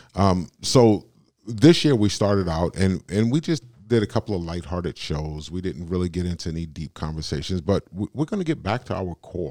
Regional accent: United States; I'm born and raised in America. I'm an American

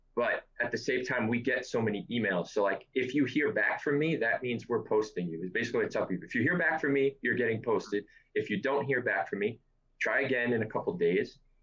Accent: New York City, New York, United States; I'm from New York City. I've always been from New York City, and I'm 32 years old

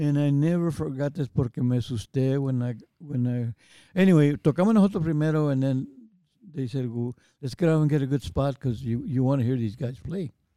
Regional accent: San Antonio, Texas, United States; I was born and raised in San Antonio

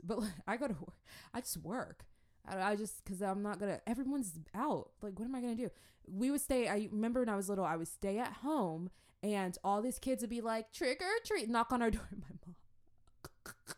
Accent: Jacksonville, Florida, United States; also born or lived in Atlanta / Africa; I think we moved to Jacksonville from Atlanta, um, when I was, like, three

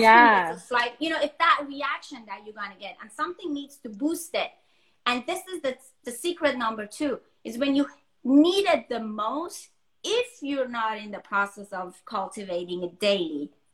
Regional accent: Denmark; moved away as an adult; also born or lived in Iran; now in Los Angeles, United States; I was born in Iran, but I was raised in Denmark. And most of my adult, like, I was in my early 20s when I moved to US.

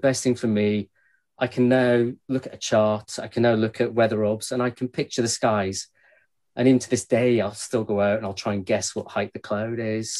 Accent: Glasgow, Scotland, United Kingdom; I grew up in Glasgow, uh, and as anybody knows, west coast of Scotland

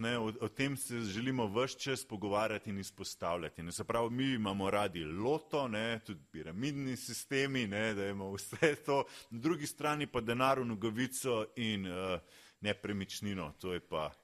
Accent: Slovenia; Slovenci smo

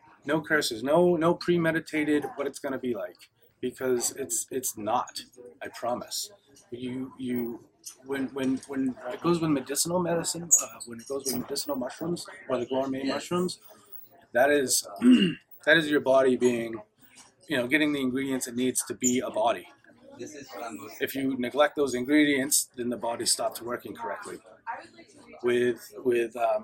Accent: Portland, Maine, United States; I'm from Portland, Maine, and I'm a veteran.

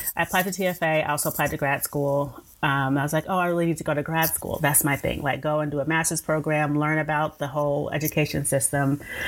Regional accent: Tulsa, Oklahoma, United States; moved away as an adult; also born or lived in Atlanta, Georgia; now in Austin, United States; currently live in the Austin, Texas area. I've been here since 2009. But I'm originally from Tulsa, Oklahoma. That's where I was born and raised.

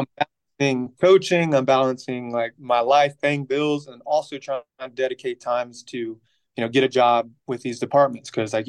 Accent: Columbia, South Carolina, United States; also born or lived in Phoenix, Arizona; But I grew up here in Columbia, South Carolina.

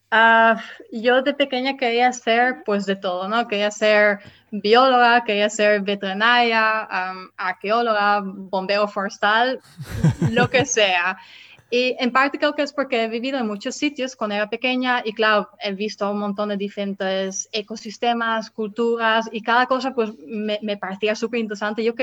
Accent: Netherlands; born there; Spanish is a second language; decidí volver a mi país natal, que es los Países Bajos

